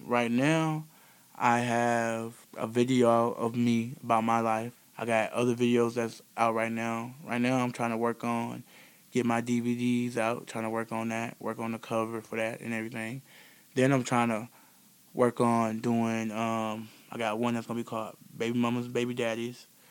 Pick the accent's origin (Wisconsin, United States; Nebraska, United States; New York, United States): Wisconsin, United States; Beloit; I'm from Beloit, Wisconsin, born and raised here in Beloit, Wisconsin